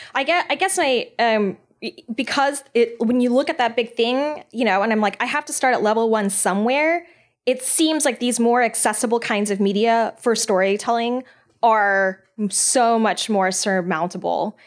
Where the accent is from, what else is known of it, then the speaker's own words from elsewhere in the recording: Texas, United States; I'm pretty Texan.